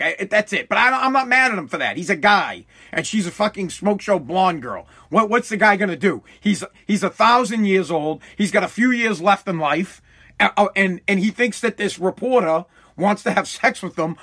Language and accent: English; Massachusetts, United States; I am from Massachusetts.